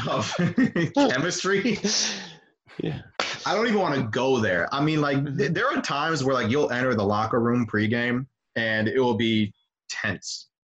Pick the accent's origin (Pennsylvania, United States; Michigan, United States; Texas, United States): Michigan, United States; growing up in Michigan